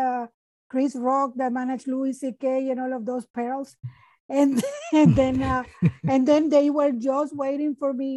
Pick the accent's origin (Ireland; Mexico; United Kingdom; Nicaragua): Nicaragua; English is a second language; now in Canada; I am from Nicaragua